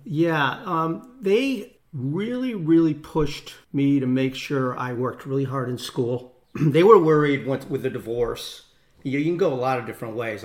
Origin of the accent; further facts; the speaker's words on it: Newtown, Connecticut, United States; I grew up in Newtown, Connecticut